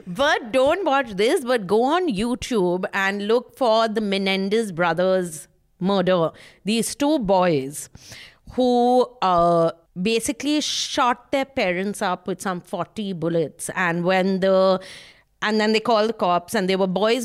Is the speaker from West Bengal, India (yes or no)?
yes; Kolkata, West Bengal, India; I'm from Calcutta